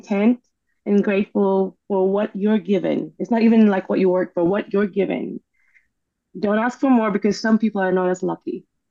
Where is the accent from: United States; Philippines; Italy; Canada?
Philippines; I grew up in the Philippines, and our history is that we've been a colony